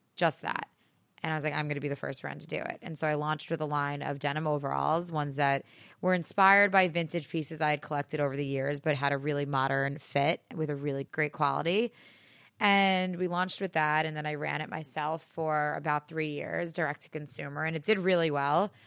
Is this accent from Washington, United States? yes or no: no; Great Neck, New York, United States; I am from Great Neck on Long Island. It's about a twenty-minute train ride outside the city. And I grew up in a small town